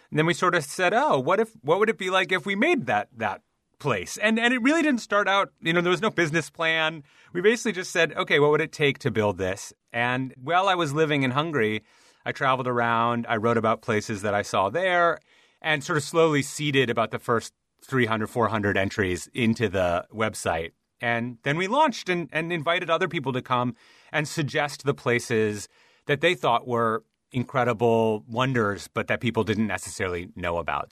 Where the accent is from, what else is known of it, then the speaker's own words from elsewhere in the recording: Midwest, United States; I'm from the Midwest, and Every year I'd go to the Minnesota State Fair